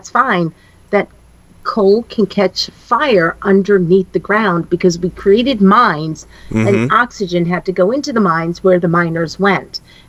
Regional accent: Germantown, New York, United States; moved away; when I lived in Germantown, New York, my hometown, mm-hmm. my semi-hometown

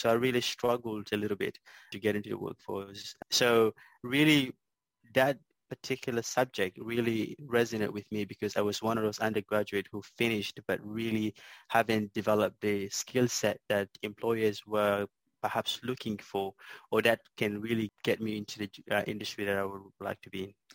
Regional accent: South Sudan; moved away as an adult; now in Melbourne, Australia; grew up in a small island uh, in South Sudan

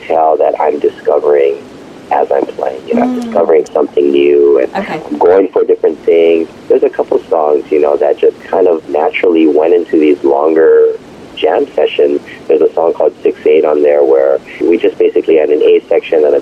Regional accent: Hawaii, United States; I was born and raised in Hawaii

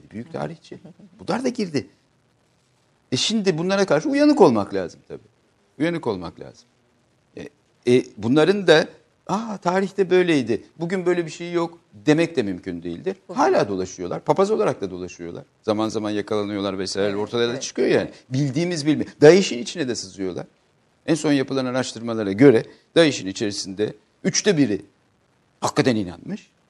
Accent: Turkey; Allah da beni Türk olarak yarattı.

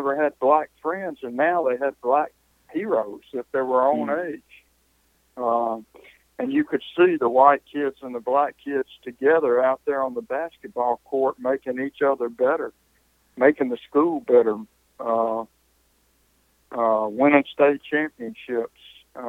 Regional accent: Hattiesburg, Mississippi, United States; in my hometown of Hattiesburg

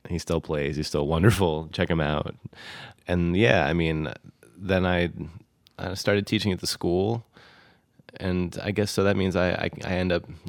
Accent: South Williamsport, Pennsylvania, United States; I'm from South Williamsport, Pennsylvania, which is not a place with lots of culture.

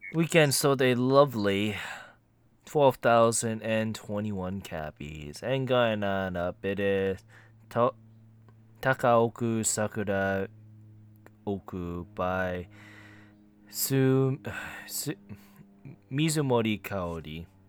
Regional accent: United States; I am American to a fault

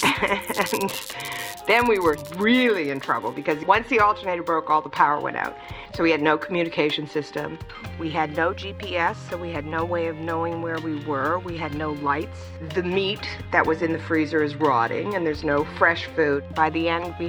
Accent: British Columbia, Canada; moved away; also born or lived in United States; I'm originally from Canada, from British Columbia.

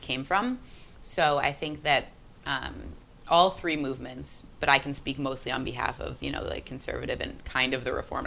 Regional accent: United States; as an American kid growing up in the suburbs

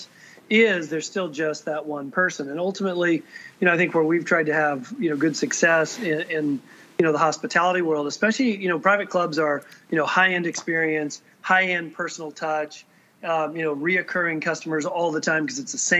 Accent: central Iowa, United States; I grew up really, really close to my hometown club in Iowa, in central Iowa.

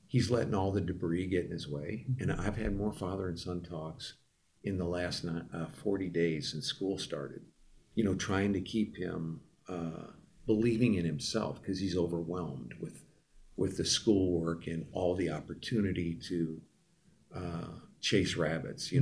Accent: Midwest, United States; I come from the Midwest

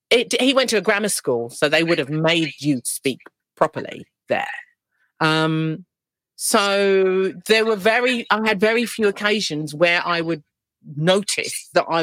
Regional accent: London, United Kingdom; accent: East End; I didn't really think about the fact that I had lost my East End accent until I would go, you know, and speak to friends that I grew up with.

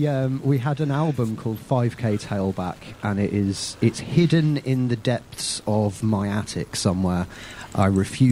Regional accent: Germany; I was actually really, really lucky growing up, because I grew up in Germany alongside the Army and the Air Force.

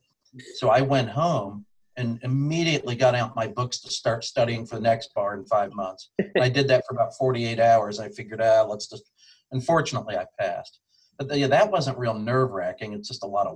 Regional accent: Columbus, Ohio, United States; moved away as an adult; also born or lived in Hillsdale, Michigan; now in Toledo, United States; I grew up in Columbus playing baseball at Columbus Walnut Ridge

